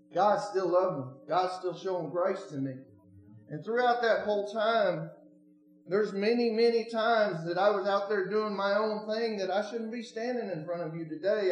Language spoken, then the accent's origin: English; Oregon, United States; moved away; I'm not from Tennessee. I'm originally from Oregon.